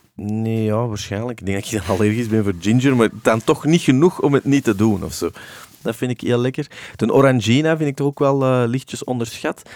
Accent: Antwerp, Flanders, Belgium; de braderij in Deurne, hè, want dat is waar ik ben opgegroeid

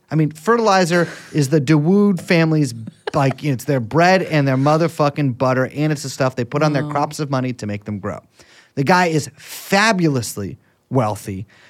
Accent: Hong Kong; also born or lived in London; Being born in London and being raised in Hong Kong is almost more British than being born and raised in London.

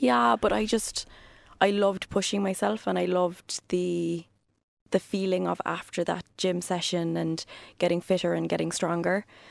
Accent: Cork, Munster, Ireland; also born or lived in Ballinlough, Cork / Douglas, Cork; I was born in Cork.

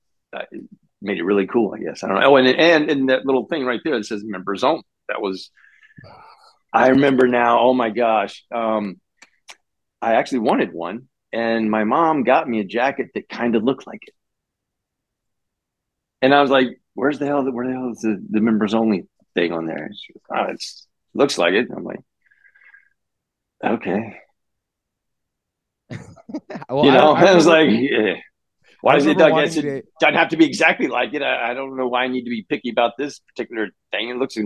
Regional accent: Florida, United States; I'm from California. Northwest Florida.

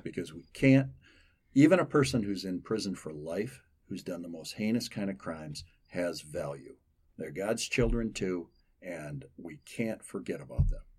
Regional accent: Holland, Michigan, United States; I'm from Holland

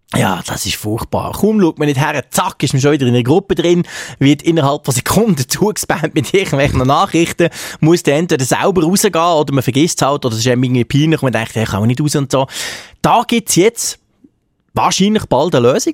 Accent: Switzerland; bei uns in der Schweiz

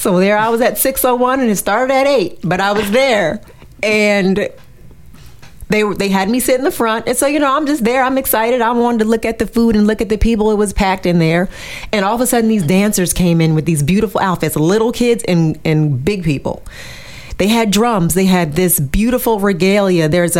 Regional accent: Far North, Cameroon; And so I'm from the Mafa people. The Mafa people are from the extreme north.

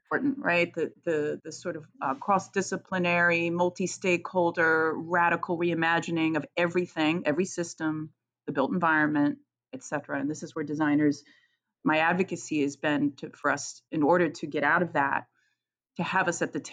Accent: Virginia, United States; I grew up in Virginia, so I grew up in the South

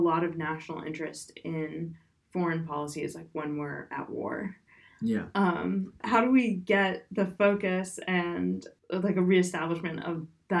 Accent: Ohio, United States; I'm from Ohio

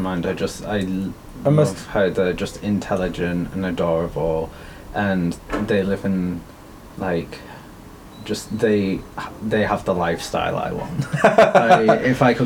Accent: Wigan, North West England, United Kingdom; moved away as an adult; also born or lived in Bath; now in Bristol, United Kingdom; I'm originally from Wigan in Manchester. Yeah, and then I basically grew up there.

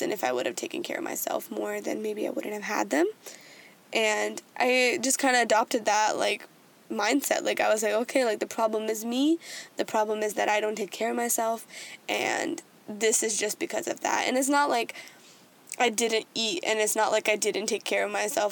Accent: United States; growing up as like someone being Indian American, like growing up in that way

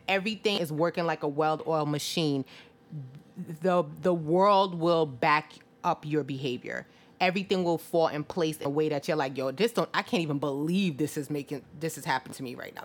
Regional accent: Jamaica; moved away; I'm Jamaican, where I, I was born in, you know, in Jamaica.

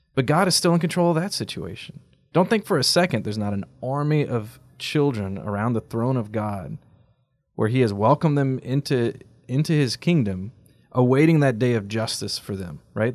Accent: United States; as American Catholics

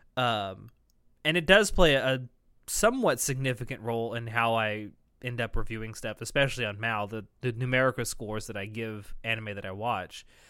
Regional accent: the South, United States; I am from the South

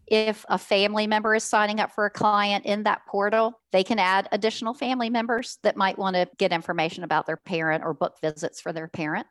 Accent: Richmond, Virginia, United States; I'm from Richmond, Virginia, born and raised in Richmond

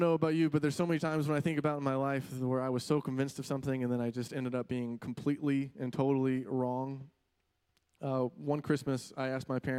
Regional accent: Florida, United States; moved away; I grew up in Florida

